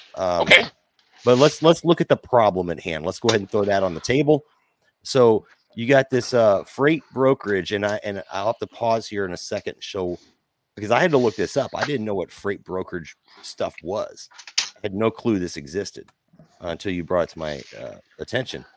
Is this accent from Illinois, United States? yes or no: yes; Nashville, Illinois, United States; also born or lived in Mount Vernon, Illinois / Pinckneyville, Illinois; I was born there, but I grew up around Nashville